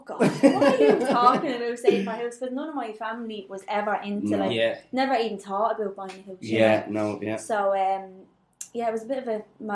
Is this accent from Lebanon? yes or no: no; Dublin, Leinster, Ireland; now in Finglas, Ireland; I grew up with my ma, my brother and my sister in a 2-bedroom apartment in town